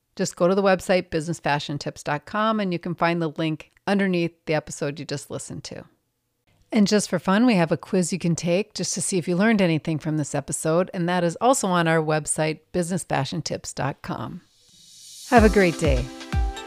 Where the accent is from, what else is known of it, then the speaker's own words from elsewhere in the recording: Minnesota, United States; I'm from Minnesota